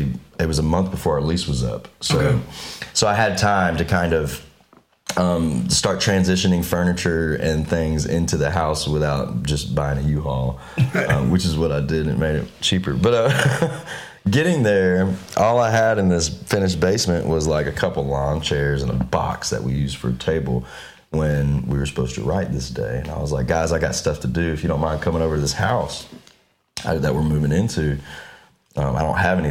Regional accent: Shreveport, Louisiana, United States; moved away as an adult; also born or lived in Murfreesboro, Tennessee; now in Nashville, United States; Louisiana, where we're from

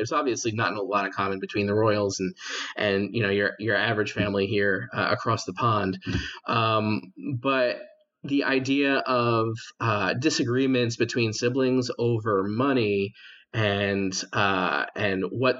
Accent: United States; as an American, I haven't followed the royal family too much.

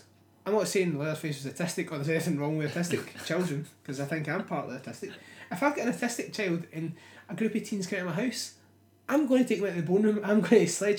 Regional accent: Scotland, United Kingdom; We're Scottish

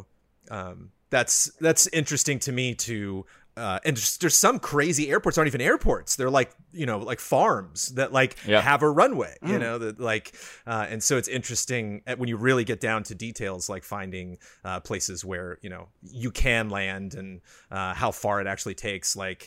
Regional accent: California, United States; born and raised in Southern California

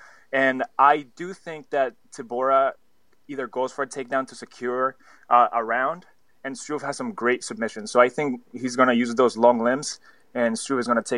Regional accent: New Jersey, United States; also born or lived in Colombia; now in New York, United States; I'm actually in New York, but I grew up in New Jersey. I'm of Colombian descent. I moved to New Jersey. And now I'm working here in New York.

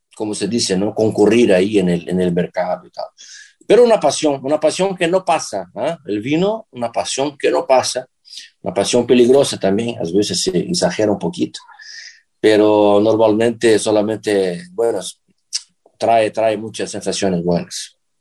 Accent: Brazil; Spanish is a second language; moved away as an adult; now in Lisbon, Portugal; en el sur de Brasil, que es mi tierra

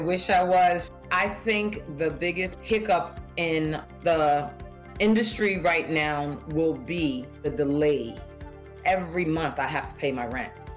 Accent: New York, United States; I'm from New York in Harlem

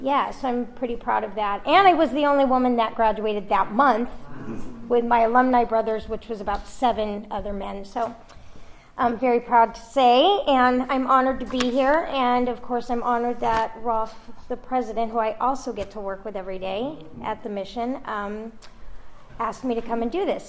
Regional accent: Los Angeles, California, United States; I was born in Encino, California in 1971.

